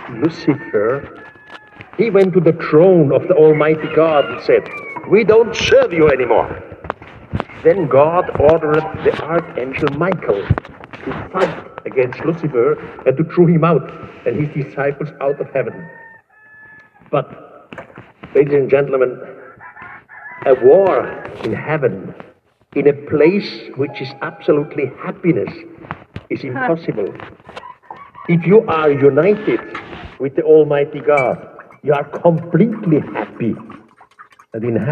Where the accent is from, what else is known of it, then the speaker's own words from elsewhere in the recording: Switzerland; first language German; English is a second language; my accent, I'm Swiss. And my first language, my mother language is German.